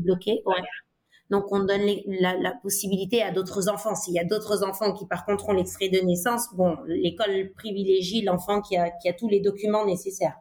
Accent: Dakar, Senegal; moved away as an adult; also born or lived in Italy / England / Côte d'Ivoire / Colombia; j'ai grandi au Sénégal jusqu'à mes 18 ans. J'ai, j'ai suivi euh, ma scolarité à, à, Dakar.

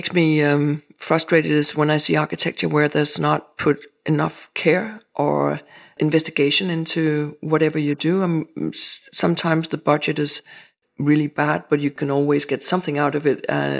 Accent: Rungsted, Capital Region of Denmark, Denmark; also born or lived in Jutland; I grew up at different places. I grew up in Rungsted, actually, in the north of Zealand. And then me and my parents moved to Jutland. So I've been living different places in Jutland.

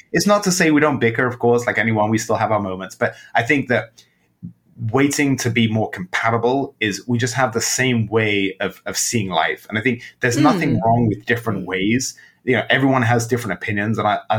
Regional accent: England, United Kingdom; born there; I was born in England.

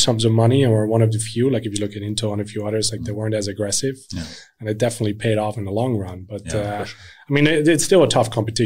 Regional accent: Netherlands; moved away as an adult; now in Sweden; I grew up in the Netherlands

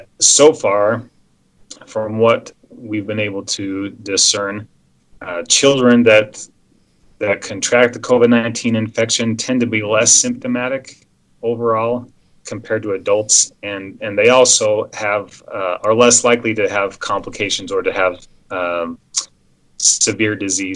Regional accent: Salt Lake County, Utah, United States; also born or lived in Las Vegas, Nevada; I grew up in Salt Lake County and trained in Las Vegas

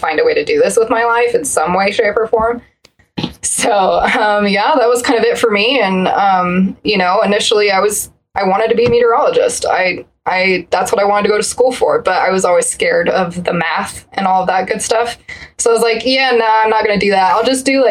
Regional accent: Colorado Springs, Colorado, United States; growing up in Colorado Springs, we get a lot of just wild extremes of weather

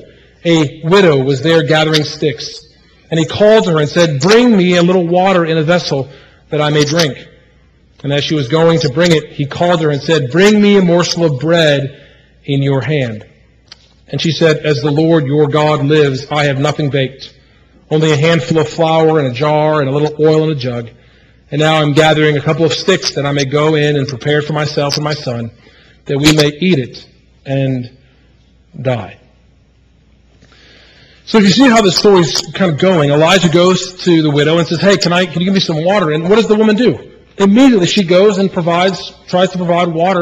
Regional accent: Midwest, United States; moved away; also born or lived in Manning, South Carolina; when I was a child growing up in the Midwest, the great land of the Chicago Cubs

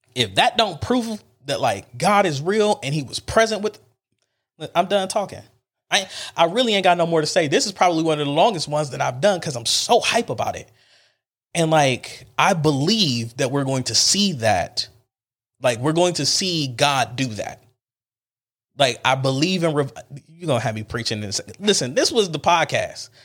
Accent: Cleveland, Ohio, United States; I'm from Cleveland

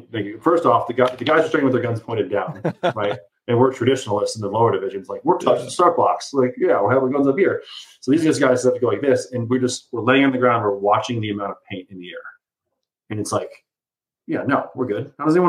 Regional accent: Chicago, Illinois, United States; moved away as an adult; now in Burlington, Wisconsin, United States; I got lucky in growing up in the Chicagoland area

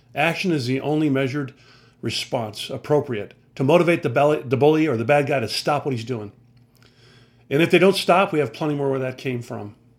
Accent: United States; I'm an American veteran who loves my country

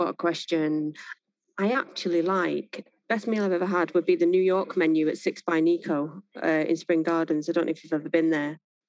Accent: Greater Manchester, North West England, United Kingdom; I am from Greater Manchester, so all my memories are of Greater Manchester.

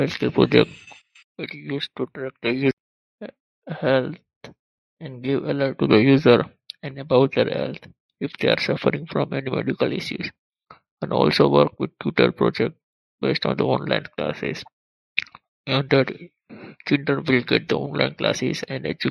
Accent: Gondal, Gujarat, India; My hometown is Kondal, near to Rajkot

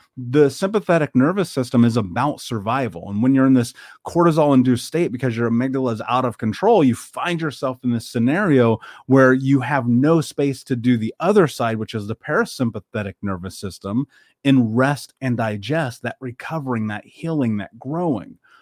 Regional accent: Indianapolis, Indiana, United States; I grew up in Indianapolis. I grew up in America

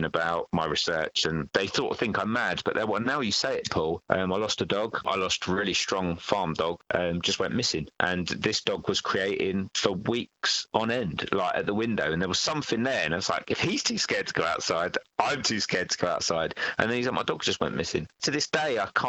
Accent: London, United Kingdom; I was from Northwest London

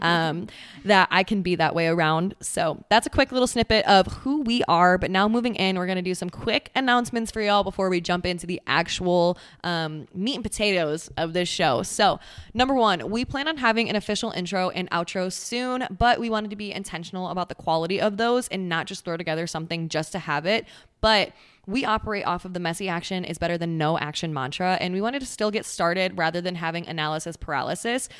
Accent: Central Wisconsin, United States; moved away as an adult; now in Texas, United States; I'm originally from Central Wisconsin.

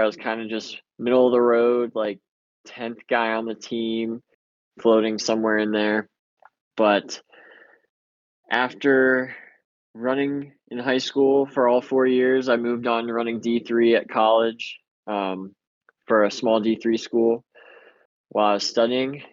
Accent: Medina, Ohio, United States; I came from Medina High School

